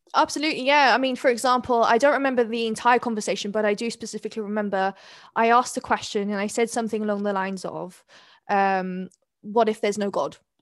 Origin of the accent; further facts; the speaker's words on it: London, United Kingdom; accent: very English; also born or lived in Neath, Wales / Skewen, Wales; at six years old, my mother decided to relocate to London